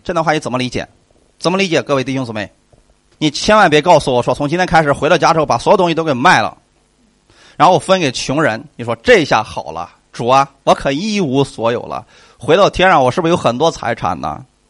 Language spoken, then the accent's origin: Chinese; China; 那我们中国人比较厚道啊